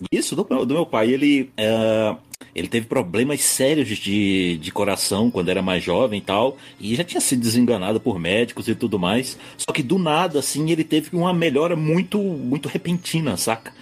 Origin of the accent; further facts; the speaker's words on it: Brasília, Federal District, Brazil; Eu sou de Brasília